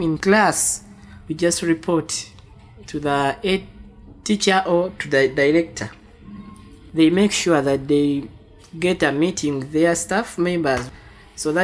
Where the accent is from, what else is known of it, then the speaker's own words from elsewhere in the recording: Uganda; from Waise, Uganda.